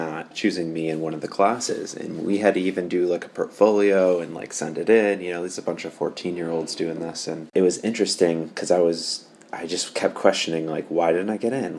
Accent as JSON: {"language": "English", "region": "Michigan", "country": "United States", "tie": "born or raised there", "said": "I grew up in Michigan"}